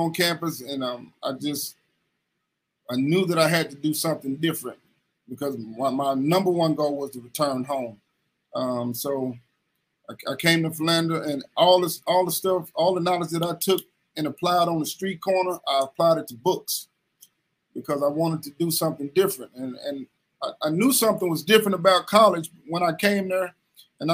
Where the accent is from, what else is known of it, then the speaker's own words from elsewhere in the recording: Kinloch, Missouri, United States; also born or lived in Ferguson, Missouri; I'm from Kinloch, Missouri, but my mother, she moved out of Kinloch and she moved into Ferguson, Missouri